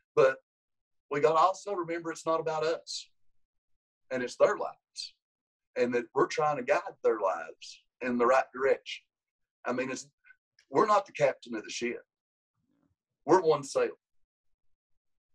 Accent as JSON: {"language": "English", "town": "Grundy", "region": "Virginia", "country": "United States", "tie": "born or raised there", "said": "it's my hometown"}